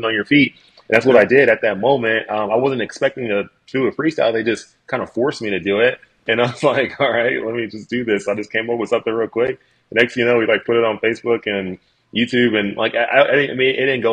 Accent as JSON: {"language": "English", "town": "Dallas", "region": "Texas", "country": "United States", "tie": "born or raised there", "said": "They decided to settle in Dallas, Texas. And when they settled in Dallas, Texas, they had me and my two brothers and my sister. And while we were growing up in Texas"}